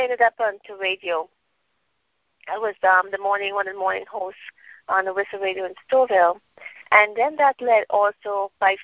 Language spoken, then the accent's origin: English; Trinidad & Tobago; moved away as an adult; also born or lived in United States; I'm from Trinidad. I lived in Trinidad until I was about 18, and then I migrated to the States